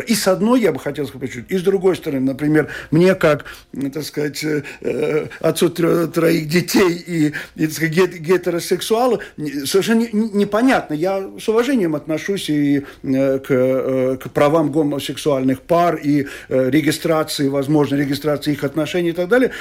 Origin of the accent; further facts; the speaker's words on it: Riga, Latvia; now in Skulte, Latvia; я человек, который родился в Риге, всю жизнь прожил в Риге